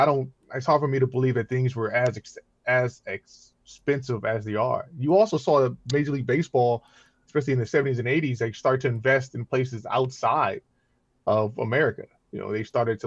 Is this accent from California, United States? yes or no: yes; Compton, California, United States; I grew up in Compton